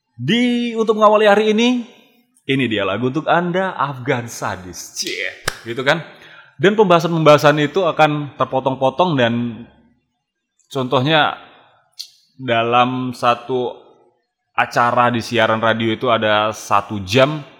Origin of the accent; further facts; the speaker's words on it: Medan, North Sumatra, Indonesia; asli dari Medan.